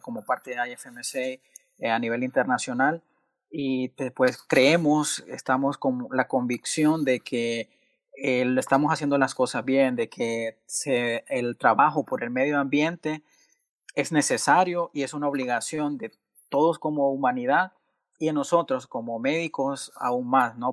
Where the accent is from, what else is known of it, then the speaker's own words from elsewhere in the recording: Choluteca, Honduras; soy originario de, del, so, con mucho orgullo 0601